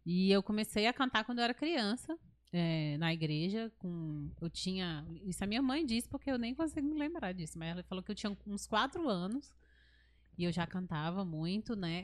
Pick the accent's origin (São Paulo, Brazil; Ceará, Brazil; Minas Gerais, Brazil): Ceará, Brazil; moved away; eu amo o Ceará